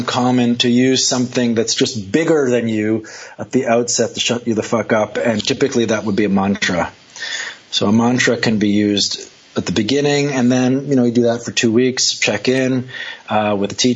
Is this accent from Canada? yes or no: yes; Montreal, Quebec, Canada; I'm from Canada. I'm from Montreal.